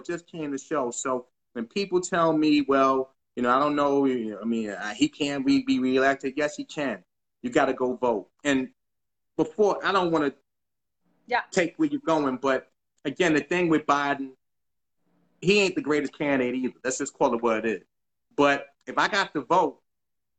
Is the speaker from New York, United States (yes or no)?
yes; New York City, New York, United States; I'm from New York. Like, we're both from New York. We're both from the Bronx